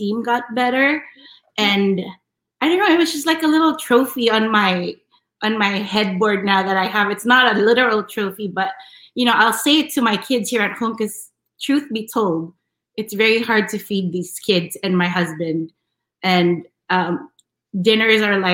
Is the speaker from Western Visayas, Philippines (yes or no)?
no; Manila, Metro Manila, Philippines; also born or lived in New York City; now in United States; I was born and raised in Manila